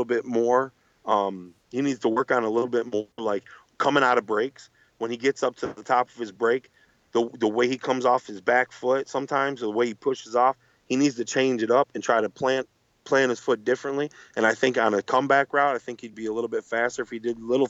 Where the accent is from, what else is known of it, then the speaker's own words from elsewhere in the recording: Buffalo, New York, United States; I'm from Buffalo